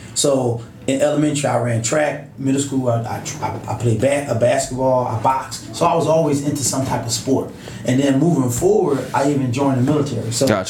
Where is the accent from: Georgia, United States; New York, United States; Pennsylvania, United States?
Pennsylvania, United States; Philadelphia; growing up in Philadelphia, I grew up in the inner city. Yeah. I ain't from the outskirts.